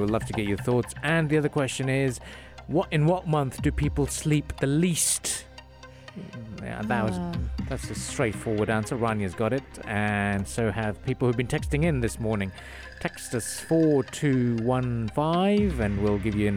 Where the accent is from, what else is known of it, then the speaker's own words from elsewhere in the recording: Khorfakkan, Sharjah, United Arab Emirates; Khorfakkan, my self-proclaimed actual hometown.